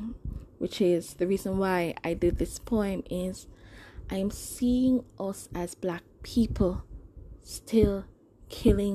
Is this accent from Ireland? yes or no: no; Jamaica; I'm Jamaican. You know, the country is predominantly black.